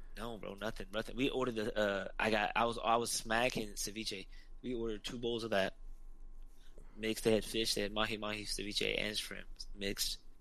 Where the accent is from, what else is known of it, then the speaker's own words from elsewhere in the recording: Utah, United States; I'm from Utah